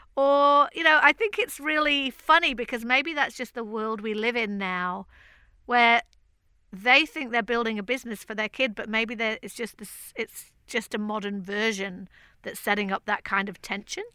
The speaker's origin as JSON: {"language": "English", "town": "Manchester", "region": "North West England", "country": "United Kingdom", "tie": "born or raised there", "said": "Manchester, which is my hometown where Marcus Rashford is from"}